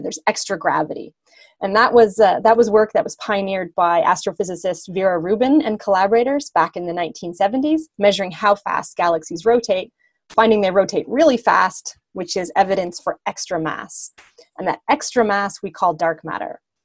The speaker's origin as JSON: {"language": "English", "region": "the Maritimes", "country": "Canada", "also_born_or_lived": "Germany", "moved": "yes", "lives_now": "Ontario, Canada", "said": "I'm originally from the east coast of Canada. So I'm from the Maritimes, but that's been a long, long time ago."}